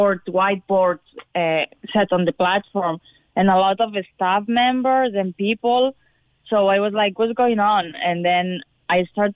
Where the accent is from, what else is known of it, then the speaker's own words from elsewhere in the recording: Barcelona, Catalonia, Spain; From Barcelona, Spain.